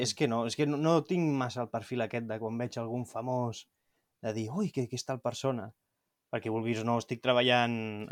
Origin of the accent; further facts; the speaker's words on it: Montgat, Catalonia, Spain; soc de Montgat